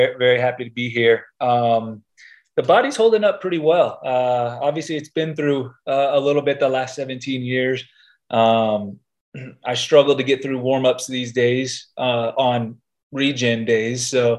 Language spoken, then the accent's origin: English; Dallas, Texas, United States; Yeah, Dallas was actually a great place. I feel like Texas in general, but you know, North Texas, the Dallas-Fort Worth area was a gre